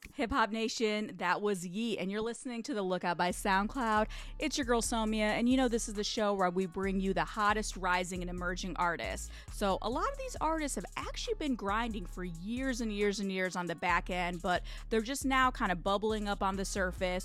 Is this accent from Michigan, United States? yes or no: yes; Michigan, United States; my home state of Michigan